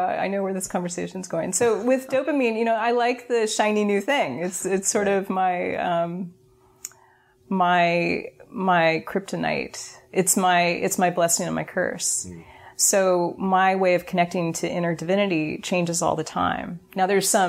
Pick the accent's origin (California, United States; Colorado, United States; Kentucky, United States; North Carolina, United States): California, United States; Berkeley; I'm from Berkeley